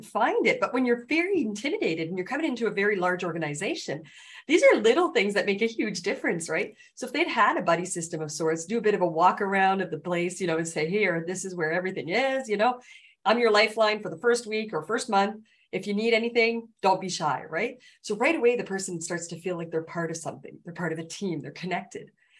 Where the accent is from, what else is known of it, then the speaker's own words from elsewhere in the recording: Canada; I'm Canadian